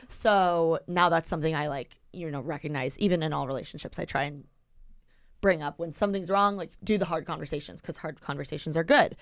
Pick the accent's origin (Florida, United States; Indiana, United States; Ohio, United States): Indiana, United States; Bloomington; moved away as an adult; now in Los Angeles, United States; I'm from Bloomington.